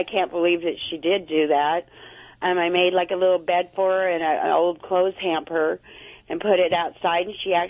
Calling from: Huntington Beach, California, United States; Huntington Beach.

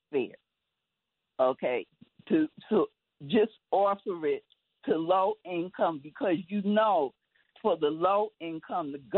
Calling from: Manhattan, New York, United States; from Manhattan.

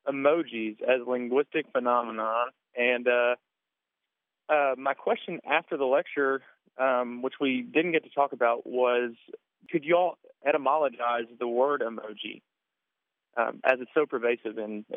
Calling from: Bowling Green, Kentucky, United States; I'm calling from Bowling Green, Kentucky.

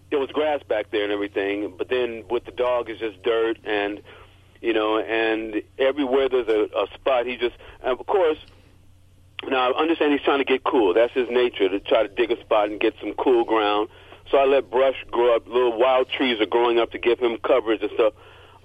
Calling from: Los Angeles, California, United States; I'm coming from Los Angeles.

